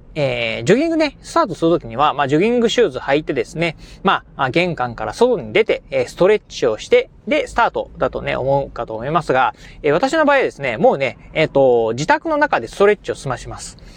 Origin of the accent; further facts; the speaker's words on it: Kochi, Japan; moved away; 出身、えー、がですね、えー、南国高知のね、えー、生まれ育ち